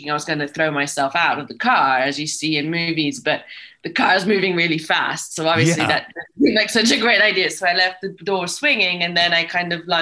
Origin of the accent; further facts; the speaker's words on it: Rome, Lazio, Italy; moved away as an adult; coming as I did from Italy, I came from Rome, a very boring place to grow up